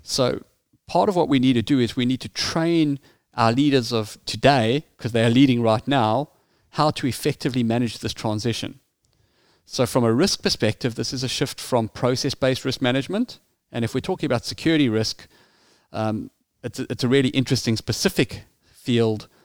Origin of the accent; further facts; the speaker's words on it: South Africa; as you can hear from my accent, I grew up in South Africa.